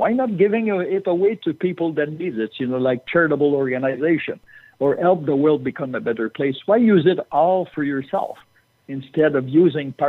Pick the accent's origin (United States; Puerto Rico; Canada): Canada; I'm Canadian